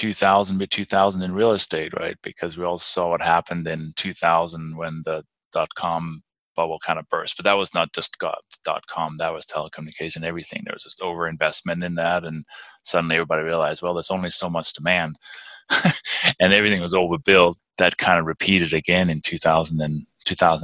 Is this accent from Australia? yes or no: no; Denmark; English is a second language; moved away as an adult; also born or lived in London, England / United States; now in Durango, United States; I was born and raised in Denmark